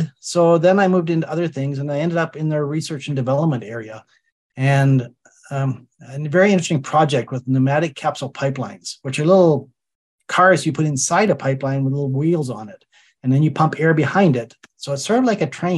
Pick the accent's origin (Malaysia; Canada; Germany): Canada; Calgary, Alberta; I grew up in Calgary, which is an oil and gas town.